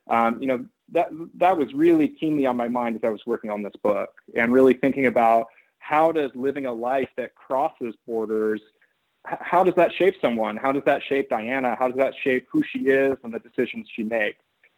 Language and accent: English; Oakland, California, United States; And so I ended up being born in California and growing up in Oakland, but in a household that was very atypical among my friends.